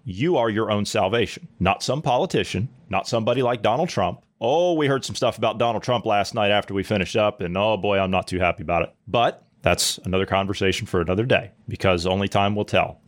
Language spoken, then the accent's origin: English; United States; moved away; as an American